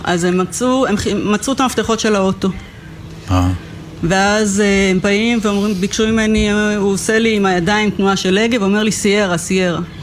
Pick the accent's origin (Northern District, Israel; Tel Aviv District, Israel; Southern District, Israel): Southern District, Israel; Kfar Aza; נולדתי וגדלתי בכפר עזה